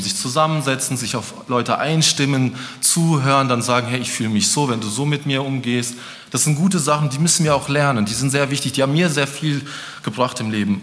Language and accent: German; Germany; ich bin auch Deutscher